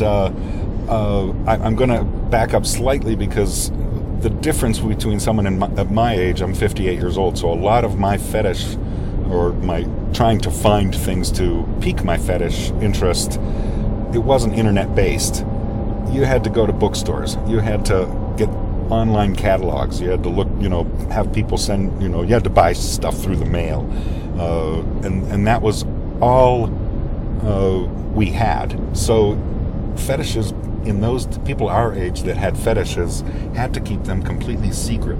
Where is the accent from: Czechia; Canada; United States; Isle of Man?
United States; Pittsburgh, Pennsylvania; I was born and raised in Pittsburgh